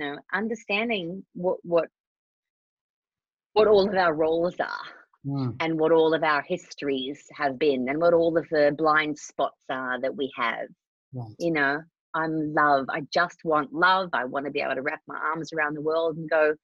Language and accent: English; Australia; now in Los Angeles, United States; I'm Australian.